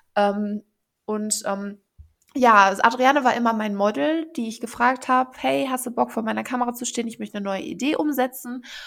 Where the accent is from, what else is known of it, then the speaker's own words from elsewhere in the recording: Mettmann district, North Rhine-Westphalia, Germany; wir kommen ja alle aus dem Kreis Mettmann in äh, NRW